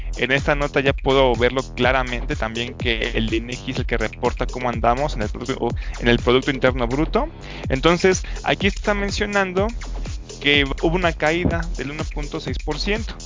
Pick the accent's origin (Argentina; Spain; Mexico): Mexico; como soy mexicano